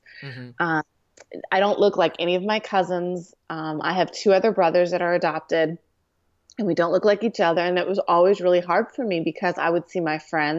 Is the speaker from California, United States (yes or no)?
yes; California, United States; also born or lived in Santa Monica; But I was born in Santa Monica, California, and adopted to a great family in Orange County.